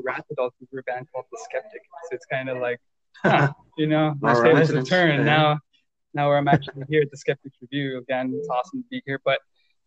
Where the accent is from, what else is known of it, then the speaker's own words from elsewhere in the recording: Brownsville, Texas, United States; I'm from Brownsville, Texas